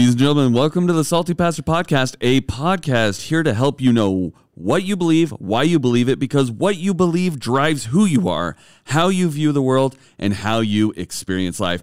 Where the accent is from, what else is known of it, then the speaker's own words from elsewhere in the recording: Idaho, United States; moved away as an adult; also born or lived in southern Utah / Oregon; I grew up in Idaho. I had, uh, a conservative upbringing.